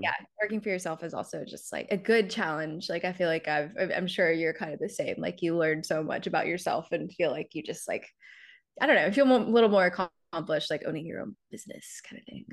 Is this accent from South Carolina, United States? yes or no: yes; South Carolina, United States; moved away as an adult; now in New York, United States; I'm from South Carolina originally. Grew up there, went to school there.